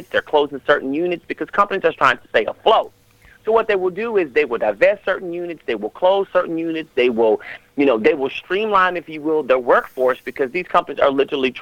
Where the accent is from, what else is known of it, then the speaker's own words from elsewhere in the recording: Las Vegas, Nevada, United States; now in Atlanta, United States; I'm from Vegas